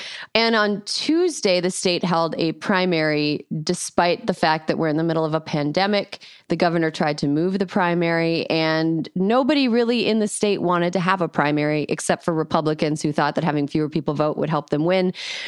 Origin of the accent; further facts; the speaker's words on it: Frederic, Wisconsin, United States; moved away; I'm from the 7th District. I grew up in Frederick.